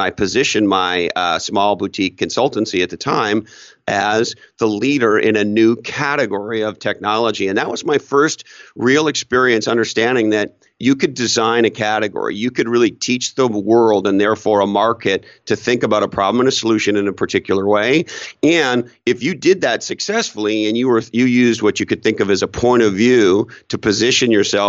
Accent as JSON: {"language": "English", "town": "Montreal", "region": "Quebec", "country": "Canada", "tie": "born or raised there", "lives_now": "Toronto, Canada", "said": "So I was a young entrepreneur working on my second startup, living in Toronto, Canada. I grew up in Montreal"}